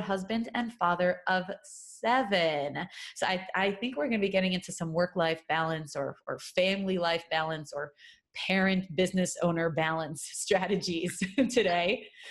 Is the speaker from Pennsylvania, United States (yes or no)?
no; New York City, New York, United States; moved away; Brooklyn, New York, my hometown, where I hail from originally really long time ago